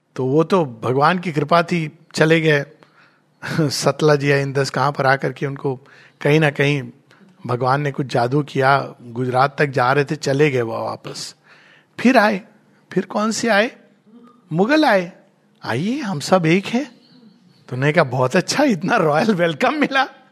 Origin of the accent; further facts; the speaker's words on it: India; मैं हिंदी बोलता हूँ पर हूँ मैं भारतवर्ष से